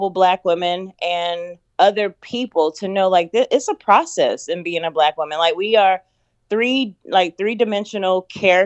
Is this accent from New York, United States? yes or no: no; North Carolina, United States; moved away as an adult; also born or lived in Los Angeles; I decided to get a rental in my home state of North Carolina